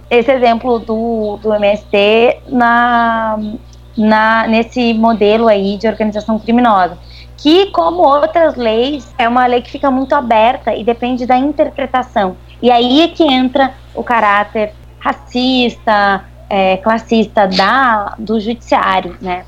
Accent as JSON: {"language": "Portuguese", "region": "Rio Grande do Sul", "country": "Brazil", "also_born_or_lived": "Niterói", "accent": "gaúcho", "moved": "as an adult", "lives_now": "Rio de Janeiro, Brazil", "said": "pelo meu sotaque já se nota que eu sou gaúcha"}